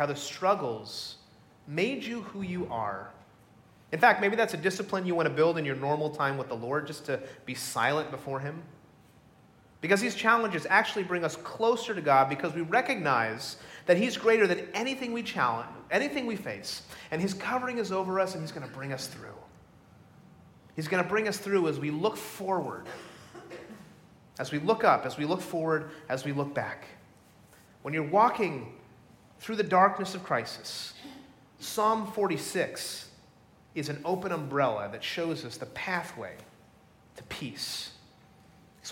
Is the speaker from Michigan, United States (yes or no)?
no; Middletown, New Jersey, United States; I grew up in Middletown, New Jersey, about 50 minutes south of here.